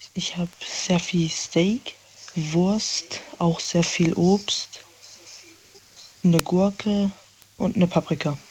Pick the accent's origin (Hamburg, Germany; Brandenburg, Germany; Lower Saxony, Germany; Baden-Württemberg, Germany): Baden-Württemberg, Germany; Villingen-Schwenningen; Aus Villingen, also aus dem Schwarzwald